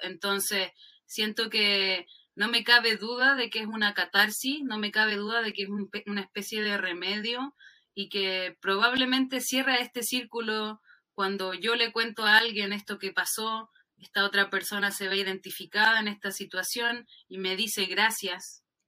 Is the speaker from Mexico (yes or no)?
no; Chile